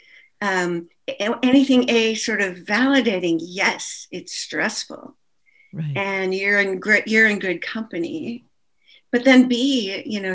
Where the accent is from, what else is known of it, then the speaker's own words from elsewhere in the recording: Minnesota, United States; as a Jew and especially as a Jew in Minnesota